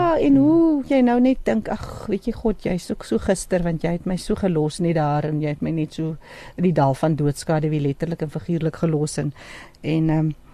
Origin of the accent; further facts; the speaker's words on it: Namaqualand, Northern Cape, South Africa; also born or lived in Port Nolloth; now in Johannesburg, South Africa; Ek is van 'n Makoland